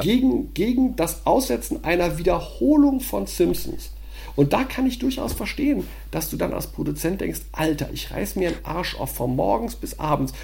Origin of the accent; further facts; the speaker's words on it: Düsseldorf, North Rhine-Westphalia, Germany; in Düsseldorf, meiner Heimatstadt